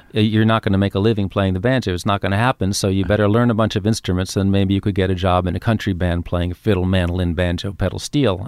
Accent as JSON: {"language": "English", "town": "New York City", "region": "New York", "country": "United States", "tie": "born or raised there", "also_born_or_lived": "Queens", "said": "I grew up in Manhattan"}